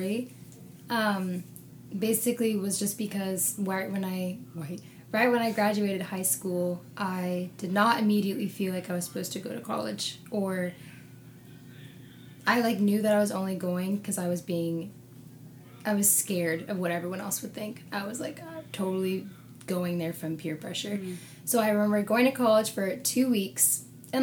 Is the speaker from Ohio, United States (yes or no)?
no; Alaska, United States; also born or lived in South Africa; now in Kona, United States; I'm from Alaska